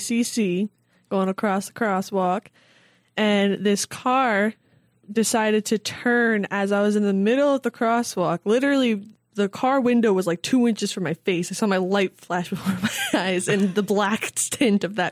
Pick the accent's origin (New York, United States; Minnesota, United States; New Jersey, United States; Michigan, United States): New York, United States; moved away as an adult; now in New Hampshire, United States; I am from New York